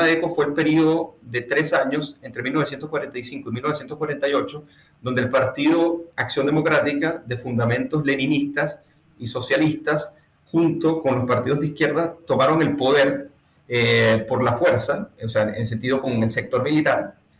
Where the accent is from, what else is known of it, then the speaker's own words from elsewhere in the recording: Venezuela; moved away as an adult; now in Chile; quienes somos las diáspora venezolanas